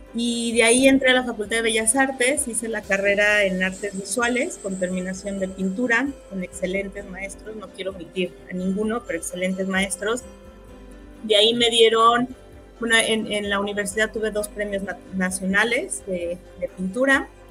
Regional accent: Querétaro, Mexico; hija de Juan y de Coco, de Moroleón, Guanajuato y de Celaya, soy queretana

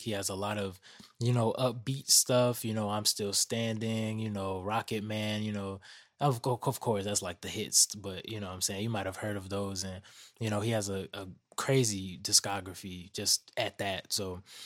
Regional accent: Atlanta, Georgia, United States; growing up in Atlanta

